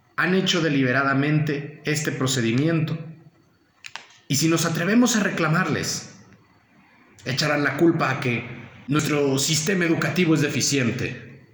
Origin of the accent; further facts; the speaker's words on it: Mexico; los mexicanos debemos de mantenernos unidos